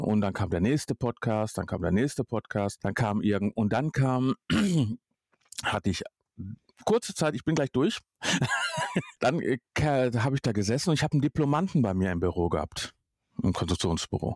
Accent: Duisburg, North Rhine-Westphalia, Germany; ich bin in Duisburg groß geworden

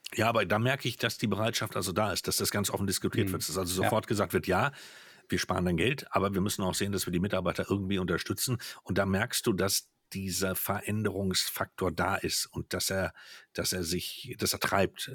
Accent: Hanover, Lower Saxony, Germany; aus meiner Geburtsstadt Hannover

